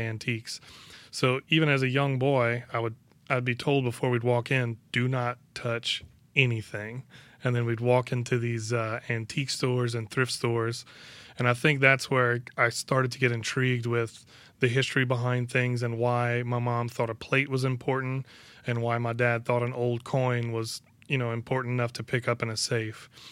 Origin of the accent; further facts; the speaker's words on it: Bayou Lafourche, Louisiana, United States; I've lived on the bayou most of my life. I moved away for four years and then I moved